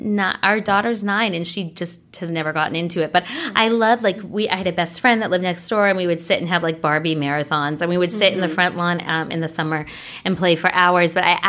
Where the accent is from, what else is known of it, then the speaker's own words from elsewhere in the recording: northwestern Connecticut, United States; Well, I grew up in Connecticut, in a small town in northwestern Connecticut. And I had, it was pretty like, you know, pretty rural.